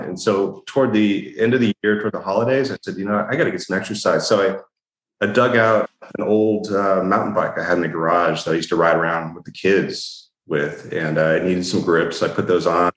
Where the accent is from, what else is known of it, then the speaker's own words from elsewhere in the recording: Upland, California, United States; I was born in Upland, California and raised there